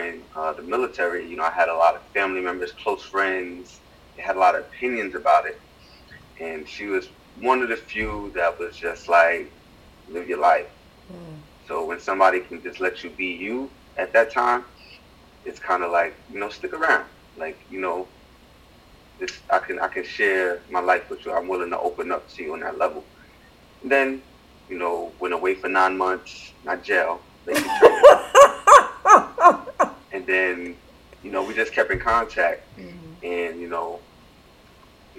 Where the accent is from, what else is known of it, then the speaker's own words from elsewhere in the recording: New York City, New York, United States; born and raised in the Bronx